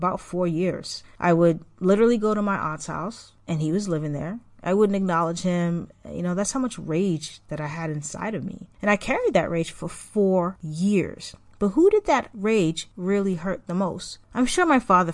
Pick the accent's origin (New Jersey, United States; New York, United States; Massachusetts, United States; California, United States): Massachusetts, United States; also born or lived in Haiti; I moved to Massachusetts when I was 5, going on 6